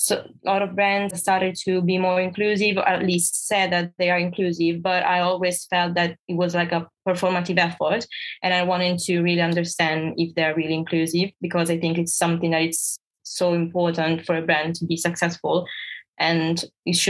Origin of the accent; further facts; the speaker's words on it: Italy; moved away as an adult; now in London, United Kingdom; I was born in Italy, you know, in Italy, fashion, it's a really big thing and everyone is so focused on fashion. So yeah, I think I grew up like surrounded by this environment